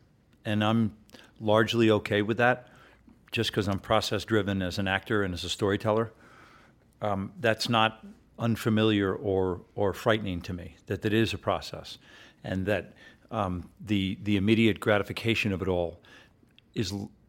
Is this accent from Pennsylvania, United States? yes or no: no; Short Hills, New Jersey, United States; also born or lived in New York City; I grew up first in New York City, and then we moved up and down the Eastern Seaboard, and then Dad finally settled in Short Hills, New Jersey, which is this beautiful suburb of New York.